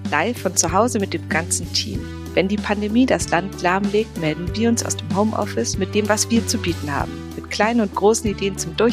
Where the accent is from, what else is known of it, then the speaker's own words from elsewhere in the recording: Berlin, Germany; da geht es so um Berlin direkt nach der Wende, also Ostberlin und das ist für mich als Berlinerin, aber auch generell ein ganz spannendes Wendebuch